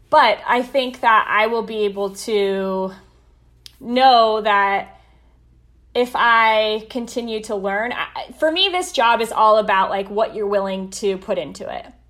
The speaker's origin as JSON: {"language": "English", "region": "Colorado", "country": "United States", "tie": "born or raised there", "moved": "as an adult", "lives_now": "Columbus, United States", "said": "I got to work for my hometown team for four years"}